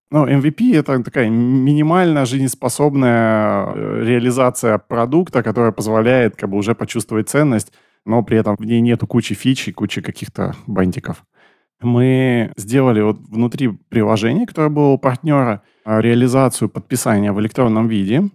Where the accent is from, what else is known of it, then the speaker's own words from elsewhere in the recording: Novosibirsk, Novosibirsk Oblast, Russia; я из Новосибирска, часть нашей команды из Новосиба